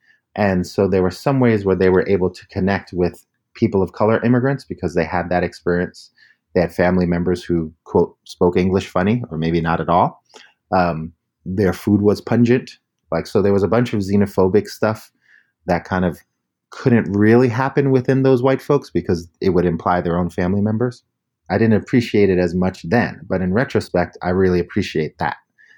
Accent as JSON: {"language": "English", "town": "New York City", "region": "New York", "country": "United States", "tie": "born or raised there", "moved": "yes", "lives_now": "California, United States", "said": "I grew up in the northern Bronx in what had previously been a white ethnic community where those folks were moving out as Black and Latino folks were moving in. So it was a community in transition"}